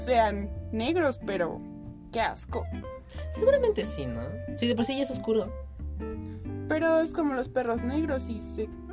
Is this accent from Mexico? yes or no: yes; Mexico; nosotros como mexicanos